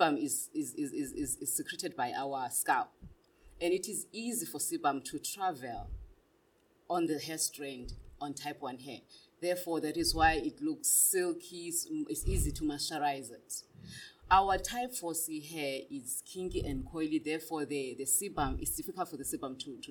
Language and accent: English; Butterworth, Eastern Cape, South Africa; now in Gauteng, South Africa; Originally, I'm from Butterworth, but due to work purposes, career purposes, and business, I'm here in Gauteng